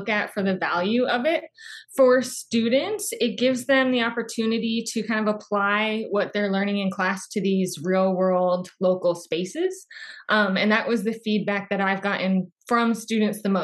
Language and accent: English; Phoenix, Arizona, United States; I'm from Phoenix, Arizona